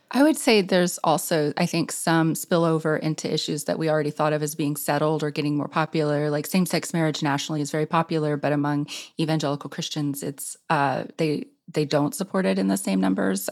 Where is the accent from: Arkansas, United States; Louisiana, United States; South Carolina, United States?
Arkansas, United States; Clinton; moved away as an adult; my hometown, Clinton, Arkansas, which is on the southern edge of the Ozarks